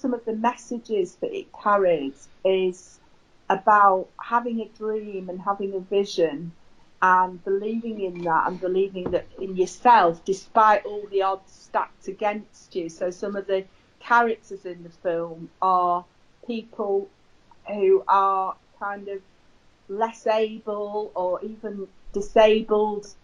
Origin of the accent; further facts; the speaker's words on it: Manchester, North West England, United Kingdom; I'm from Manchester